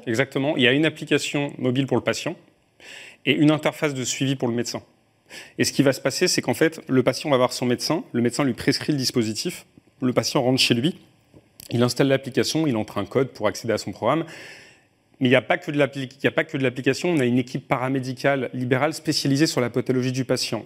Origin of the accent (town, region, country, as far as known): France